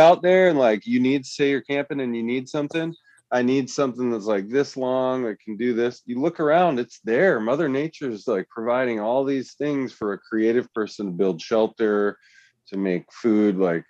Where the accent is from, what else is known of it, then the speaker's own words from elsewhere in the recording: Minneapolis, Minnesota, United States; also born or lived in Wyoming; I'm from Minneapolis and Wyoming, and I gotta say, like, the nature, the amount of stuff that there you have access to up here